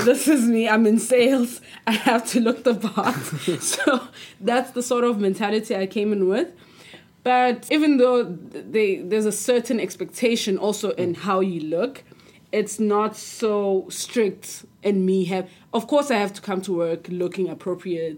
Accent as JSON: {"language": "English", "country": "South Africa", "said": "I'm from South Africa"}